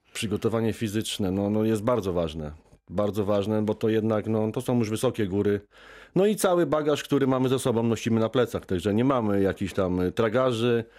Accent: Poland; ja się wychowałem w górach, urodziłem się w górach

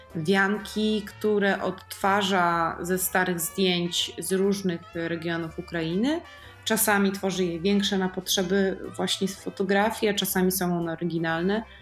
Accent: Poland; z różnych regionów Polski, z naszych regionów, z których z których my pochodzimy

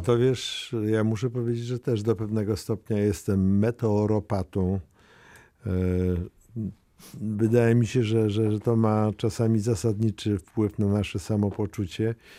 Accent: Mława, Masovian Voivodeship, Poland; ja pochodzę z Muawy to jest mhm. małe miasto takie, e, już krańce Mazowsza.

